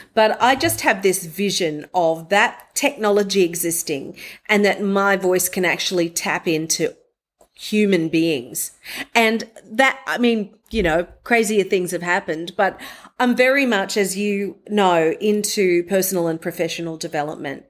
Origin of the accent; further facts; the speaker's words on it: Mackay, Queensland, Australia; moved away as an adult; also born or lived in Brisbane, Australia / Sydney, Australia / New York City, United States; I'm gonna move from Mackay in North Queensland near the Great Barrier Reef, the Whitsundays region.